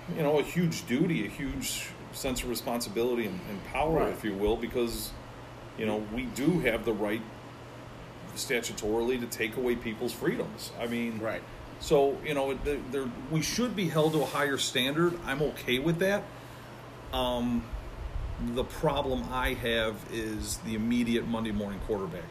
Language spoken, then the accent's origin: English; Chicago, Illinois, United States; I was born and raised in Chicago